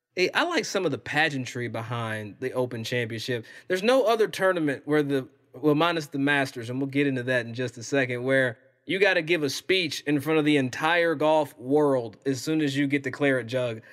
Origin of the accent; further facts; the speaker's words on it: Versailles, Kentucky, United States; I'm from Versailles, Kentucky.